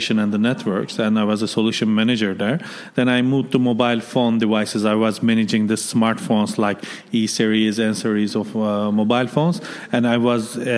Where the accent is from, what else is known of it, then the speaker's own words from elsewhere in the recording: Istanbul, Turkey; moved away as an adult; now in Dubai, United Arab Emirates; I'm originally Turkish. I'm born and raised in Istanbul, Turkey.